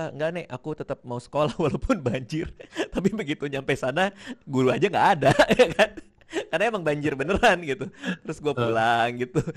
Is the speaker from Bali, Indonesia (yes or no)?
no; Jakarta, Indonesia; Gue gue lumayan tumbuh di Jakarta juga dulu